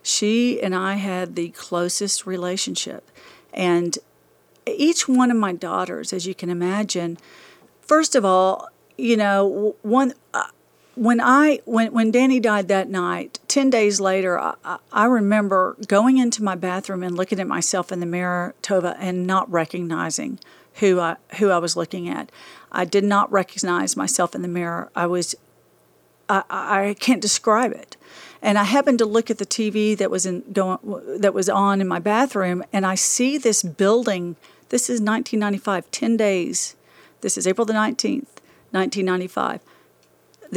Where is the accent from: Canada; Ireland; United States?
United States; Dallas, Texas; also born or lived in Amarillo, Texas; I was raised in Dallas. I was raised here